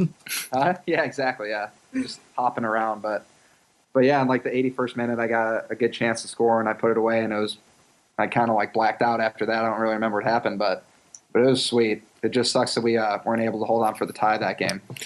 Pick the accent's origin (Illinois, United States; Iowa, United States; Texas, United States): Illinois, United States; Chicago; I'm from Chicago